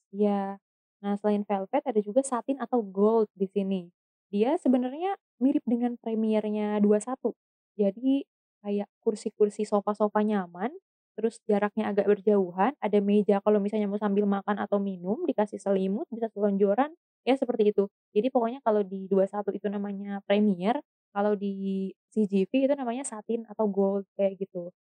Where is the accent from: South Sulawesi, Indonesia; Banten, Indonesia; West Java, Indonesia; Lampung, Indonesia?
West Java, Indonesia; Bogor; kota saya sendiri, di kota Bogor